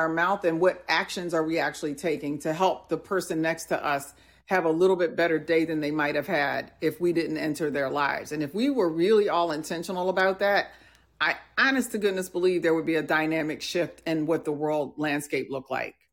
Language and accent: English; New Jersey, United States; also born or lived in Milwaukee; When they asked me where did I grow up, I would tell them I grew up in in New Jersey and then Milwaukee.